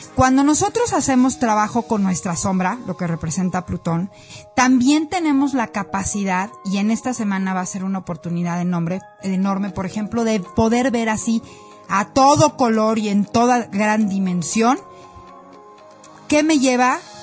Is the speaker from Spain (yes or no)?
no; Mexico; Como mexicanos